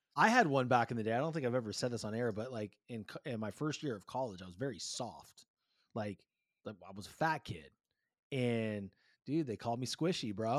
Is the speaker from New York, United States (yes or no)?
no; California, United States; growing up, like, I didn't see a whole bunch of it in California